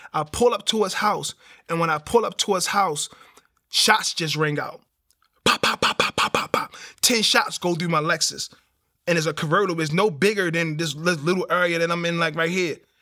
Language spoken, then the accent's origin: English; Baltimore, Maryland, United States; So growing up in Baltimore